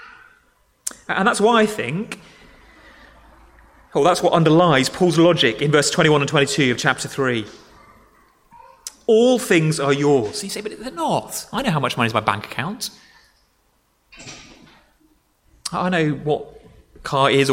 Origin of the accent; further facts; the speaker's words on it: Dorset, South West England, United Kingdom; moved away; I grew up in Dorset